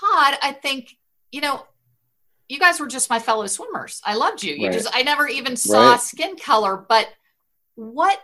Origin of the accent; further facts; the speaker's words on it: Washington, District of Columbia, United States; I grew up in Washington, D.C.